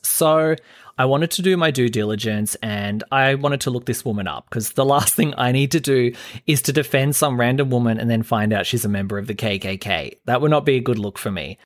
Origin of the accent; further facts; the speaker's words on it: Australia; I'm an Aussie